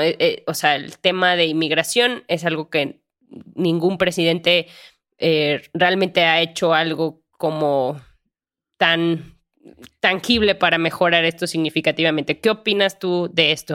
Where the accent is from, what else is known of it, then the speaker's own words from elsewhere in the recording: Guanajuato, Mexico; yo también que soy de Guanajuato